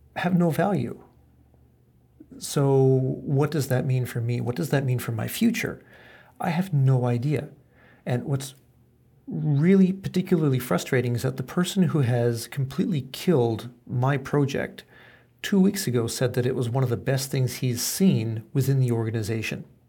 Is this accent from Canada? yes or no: yes; Canada; now in Japan; I was born in Canada